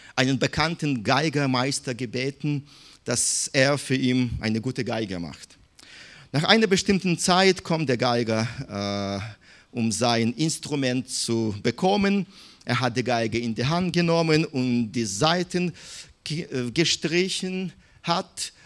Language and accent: German; Minsk, Belarus; German is a second language; moved away; ich bin in Minsk geboren